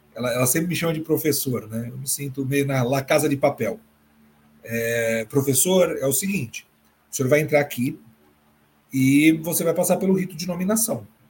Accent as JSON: {"language": "Portuguese", "region": "São Paulo", "country": "Brazil", "tie": "born or raised there", "said": "Retorno a São Paulo, minha terra natal"}